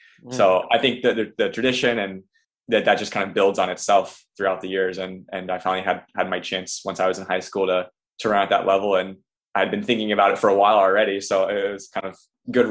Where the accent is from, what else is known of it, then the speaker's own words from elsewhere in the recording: Versailles, Ohio, United States; it's nice to race in Ohio, being in my home state